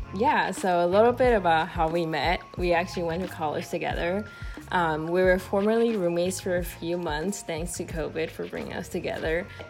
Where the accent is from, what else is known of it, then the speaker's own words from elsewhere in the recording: Taiwan; moved away; i am from Taiwan, but I will be moving to New York in a few months.